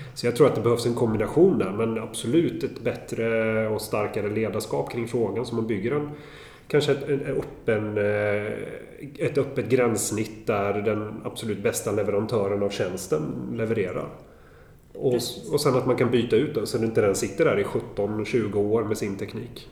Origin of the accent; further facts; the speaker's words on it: Sweden; blir man ju stolt som svensk